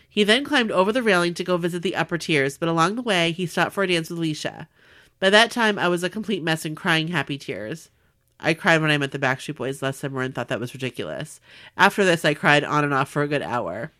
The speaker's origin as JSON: {"language": "English", "town": "Long Beach", "region": "California", "country": "United States", "said": "from Long Beach, California, where the huge ship the Queen Mary is permanently docked"}